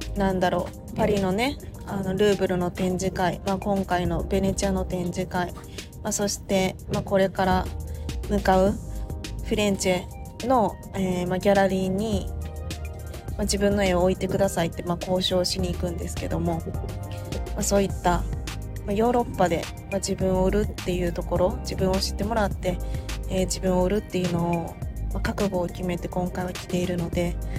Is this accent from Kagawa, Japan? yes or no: no; Awaji Island, Hyogo, Japan; 私その淡路島出身